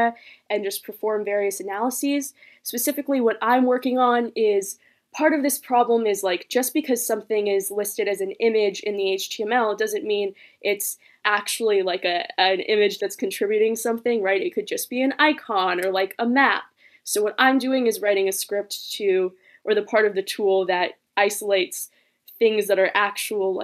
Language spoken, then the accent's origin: English; Palo Alto, California, United States; also born or lived in Los Angeles, California; I was born in Los Angeles, but I moved to Palo Alto right like when I was 2 years old. So I've grown up here basically my whole life